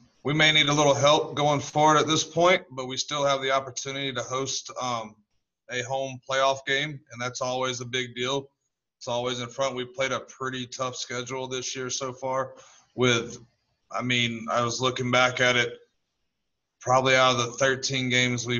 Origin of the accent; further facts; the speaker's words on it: Peachtree City, Georgia, United States; Grew up in the Noonan, Peachtree City area.